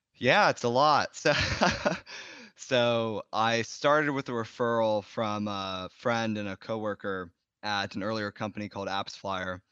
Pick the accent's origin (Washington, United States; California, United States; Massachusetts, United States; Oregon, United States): California, United States; Bay Area; I grew up in the Bay Area and tech companies were really idolized here.